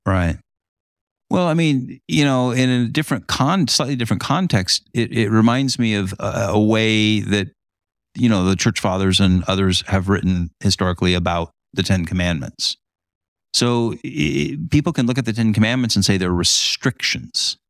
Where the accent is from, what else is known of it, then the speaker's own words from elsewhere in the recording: Huntington Beach, California, United States; now in Great Lakes region, United States; in my hometown